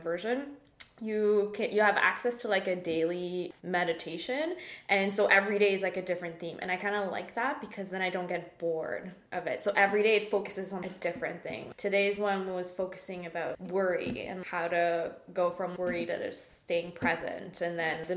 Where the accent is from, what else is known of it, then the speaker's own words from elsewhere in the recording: Mauritius; moved away as an adult; now in Canada; I'm from Mauritius, as you know, which is like, right, for people who don't know, it's an island east of Madagascar, so really far